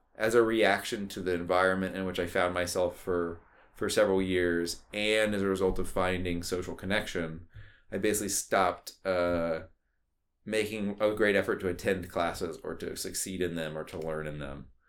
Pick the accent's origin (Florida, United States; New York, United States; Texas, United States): Texas, United States; Austin; I was born in Austin, Texas.